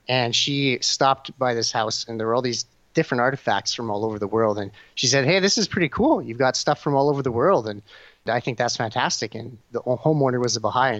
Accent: Edmonton, Alberta, Canada; I was born in Edmonton, Alberta

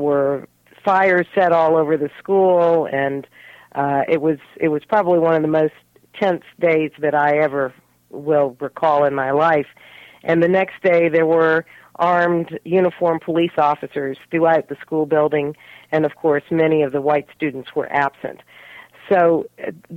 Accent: Richmond, Virginia, United States; moved away as an adult; also born or lived in Haifa, Israel; I grew up in Richmond, Virginia in the 50s and 1960s up into the early 70s

